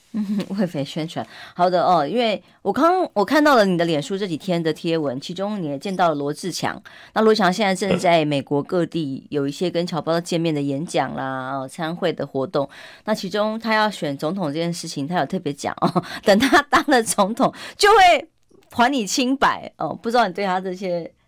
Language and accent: Chinese; Taiwan; 我们台湾人